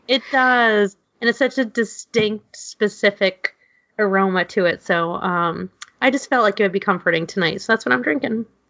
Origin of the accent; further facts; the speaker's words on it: New York City, New York, United States; growing up in New York City, my grandmother was obsessed with egg cream sodas